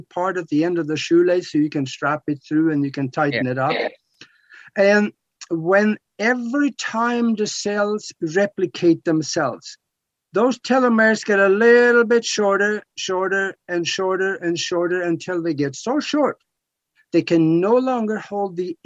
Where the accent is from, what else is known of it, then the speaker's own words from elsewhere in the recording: Norway; I'm from Norway